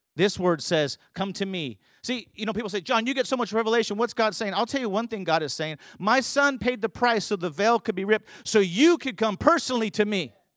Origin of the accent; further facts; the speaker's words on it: California, United States; moved away; also born or lived in Colorado Springs / New Mexico; I grew up in California